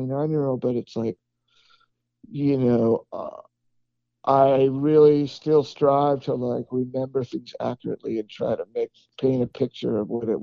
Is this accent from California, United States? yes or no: yes; Southern California, United States; moved away as an adult; also born or lived in Los Angeles; now in Austin, United States; growing up in Southern California